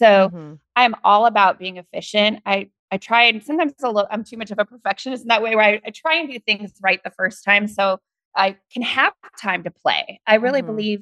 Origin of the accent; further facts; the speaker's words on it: the Northwest, Pacific Northwest, United States; I'm from the Northwest.